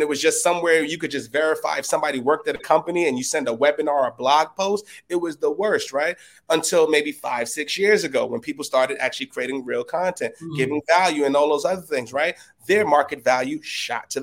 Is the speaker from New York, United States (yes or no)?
yes; New York City, New York, United States; I'm a dude from the Bronx in a two-bedroom apartment